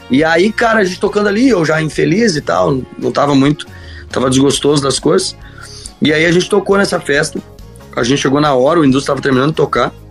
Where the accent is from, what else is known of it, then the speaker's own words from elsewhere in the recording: Santa Cecília, Santa Catarina, Brazil; Ah eu ia voltar para Santa Cecília, minha cidade natal, e ia ficar lá, ia estudar.